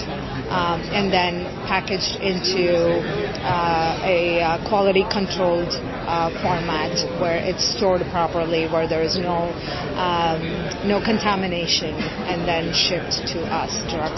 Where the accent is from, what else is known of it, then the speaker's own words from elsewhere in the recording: India; moved away; I grew up in India and experienced the struggles around poverty